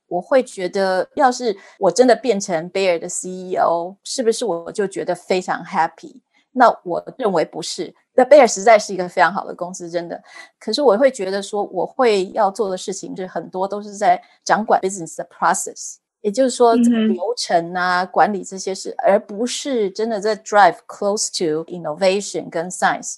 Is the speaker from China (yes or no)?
no; Taiwan; moved away as an adult; also born or lived in Germany; now in United States; 我是土生土长的台湾人，然后我在台湾念了台大医学院